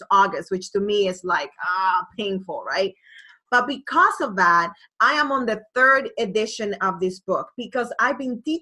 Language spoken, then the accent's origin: English; Boston, Massachusetts, United States; I didn't li- like A Rod at all because obviously I'm from Boston